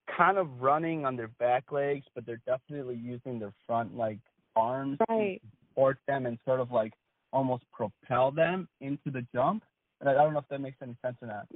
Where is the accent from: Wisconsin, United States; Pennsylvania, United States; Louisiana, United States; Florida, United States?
Wisconsin, United States; I grew up in Wisconsin